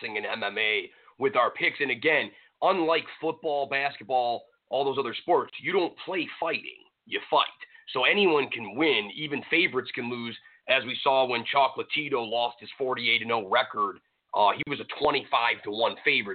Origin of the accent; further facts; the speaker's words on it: Cleveland, Ohio, United States; the Cleveland Browns, my hometown football team